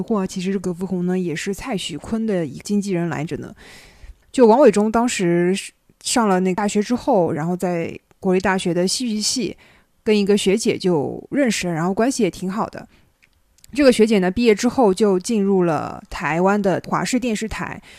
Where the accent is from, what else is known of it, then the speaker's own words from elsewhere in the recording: Jiangsu, China; 我是江苏人